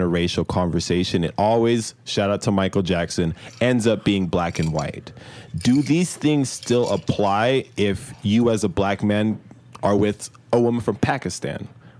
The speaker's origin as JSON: {"language": "English", "country": "Nigeria", "said": "We're Nigerian."}